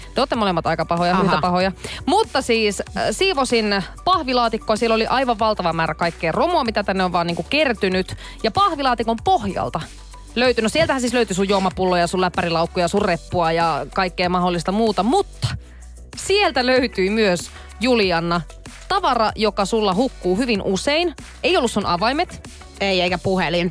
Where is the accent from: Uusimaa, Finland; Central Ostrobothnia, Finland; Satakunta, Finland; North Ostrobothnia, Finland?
North Ostrobothnia, Finland; Oulu; moved away; mun kotikaupungissa Oulussa